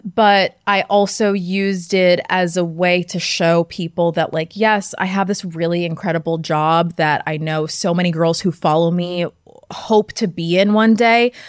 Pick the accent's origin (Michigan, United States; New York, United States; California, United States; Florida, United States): New York, United States; Westchester County; I grew up in Westchester County, just an hour outside the city.